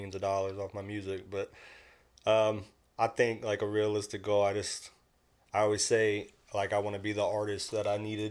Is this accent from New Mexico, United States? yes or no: no; Charleston, South Carolina, United States; I grew up on James Island. James Island, Charleston, South Carolina